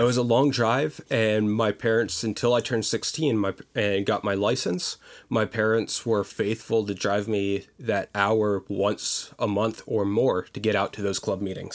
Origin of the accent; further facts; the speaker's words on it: Pottsville, Pennsylvania, United States; moved away as an adult; now in Virginia, United States; I grew up in a small town, or smallish town, of about fifteen thousand people called Pottsville, Pennsylvania.